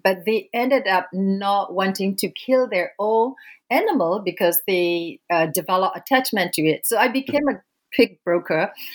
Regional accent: Myanmar; moved away; I was born and raised in Burma, uh, which is now known as Myanmar

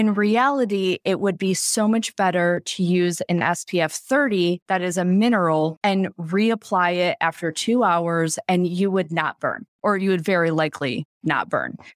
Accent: Michigan, United States; I grew up in Michigan where, you know, we did not get a lot of sunny days

